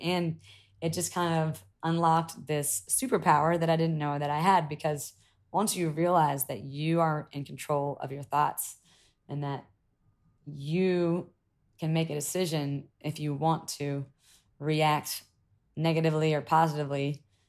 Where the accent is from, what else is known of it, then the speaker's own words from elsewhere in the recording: South Carolina, United States; moved away as an adult; growing up in South Carolina or even in America